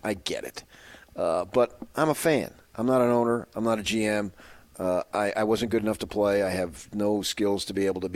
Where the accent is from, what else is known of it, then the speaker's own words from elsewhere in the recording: 30 miles from Madison Square Garden, New Jersey, United States; moved away; also born or lived in Phoenix, Arizona; I grew up 30 miles away from Madison Square Garden, in on the Jersey side